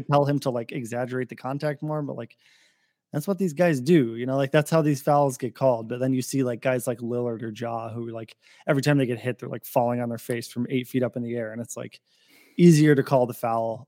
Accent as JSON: {"language": "English", "town": "Portland", "region": "Oregon", "country": "United States", "tie": "born or raised there", "moved": "yes", "said": "I grew up in Portland"}